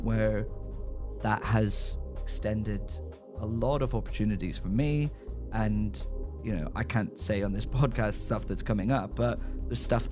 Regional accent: Northern Ireland, United Kingdom; now in London, United Kingdom; growing up in Northern Ireland

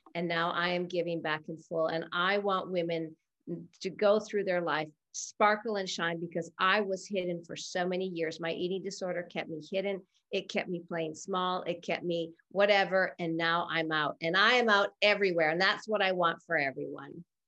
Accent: Canada; moved away; I am originally from Canada. So I am used to like minus 40, minus 50 weather

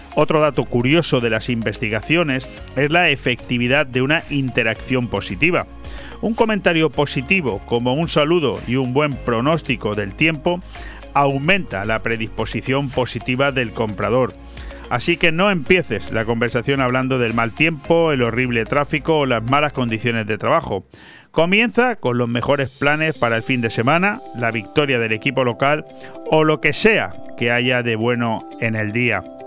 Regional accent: Benidorm, Valencian Community, Spain; los que somos oriundos de Venidor

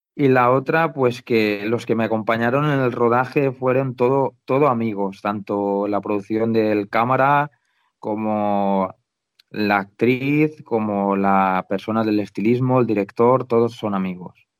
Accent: Valencian Community, Spain

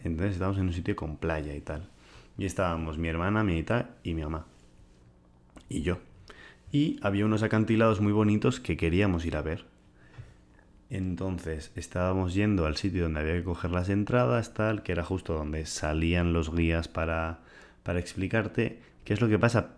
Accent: Huarte, Navarre, Spain; yo estaba en mi pueblo

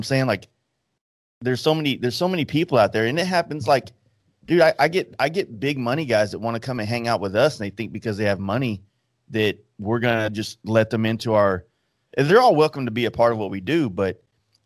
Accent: Dallas, Texas, United States; I'm from Dallas

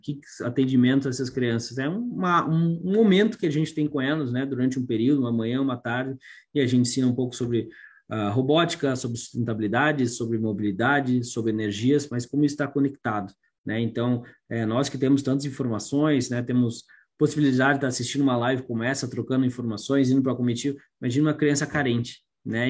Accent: Curitiba, Paraná, Brazil; como curitibano

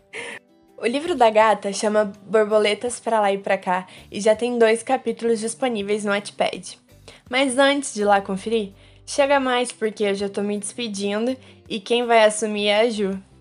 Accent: Baixada Fluminense, Rio de Janeiro, Brazil; now in Niterói, Brazil; Eu sou carioca, nascido e criado na Baixada Fluminense do Rio, apesar de hoje em dia morar em Niterói

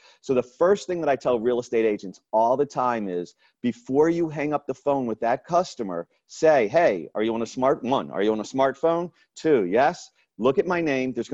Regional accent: Raleigh, North Carolina, United States; I'm from Raleigh, North Carolina

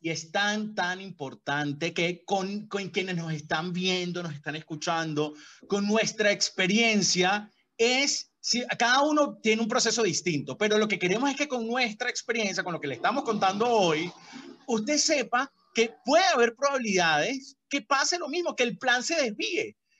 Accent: Caracas, Capital District, Venezuela; moved away as an adult; now in Colombia; mi cama ya no era la de Caracas

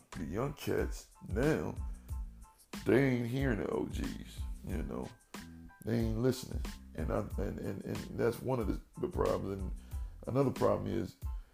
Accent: Dayton, Ohio, United States; my hometown, Dayton, Ohio

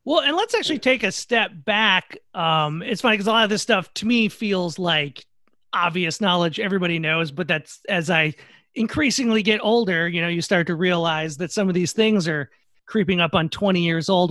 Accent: Minnesota, United States; I'm from Minnesota too

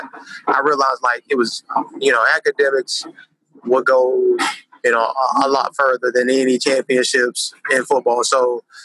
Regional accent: Greenville, North Carolina, United States; In North Carolina, Greenville, North Carolina

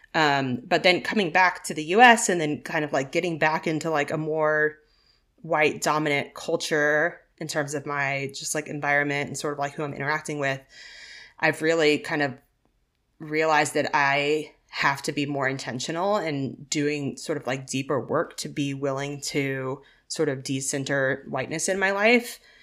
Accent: Arkansas, United States; I grew up in Arkansas

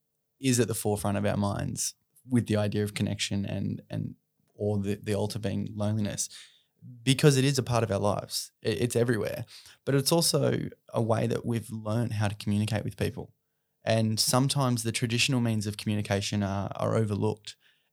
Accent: Australia; Especially as Australian men, we're taught to be rough, tough, and, you know, we're good, we've got this.

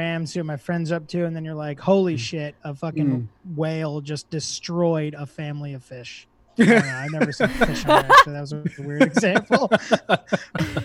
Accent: Somersworth, New Hampshire, United States; now in California, United States; in my hometown

